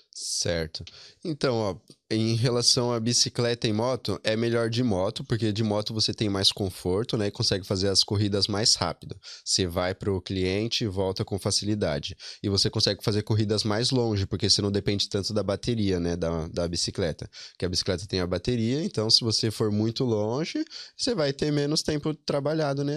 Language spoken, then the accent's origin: Portuguese; São Paulo, Brazil; moved away as an adult; now in Ireland; Eu sou da, da Zona Norte, do Vila Carolina, o bairro especificamente.